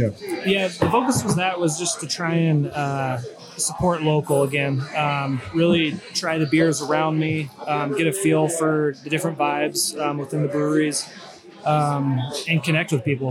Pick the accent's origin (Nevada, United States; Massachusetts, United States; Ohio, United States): Nevada, United States; Reno; also born or lived in Idaho; now in Utah, United States; born and raised in Reno, Nevada. Reno, Nevada. Um, Jumped around to Idaho and then now uh, here in Utah